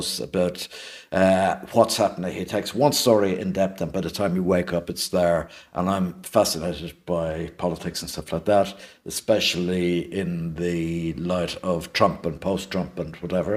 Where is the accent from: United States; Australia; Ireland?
Ireland; Dublin, Leinster; also born or lived in London; we lived opposite the gates of the Cadbury's factory in Coolock for a few years